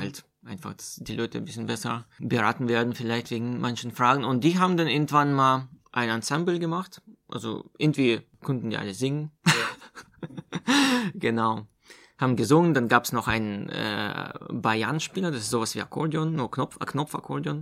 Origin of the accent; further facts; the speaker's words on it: Omsk, Omsk Oblast, Russia; also born or lived in Meerane, Germany; now in Chemnitz, Germany; das ist in Russland-Verhältnissen nahe der Stadt Omsk, wo ich herkomme.